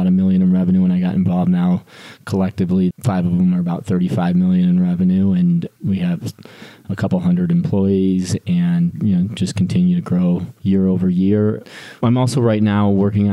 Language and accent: English; Detroit, Michigan, United States; moved away as an adult; now in Colorado, United States; Born and raised in Detroit, Michigan. Made it out to Colorado as soon after college as I could.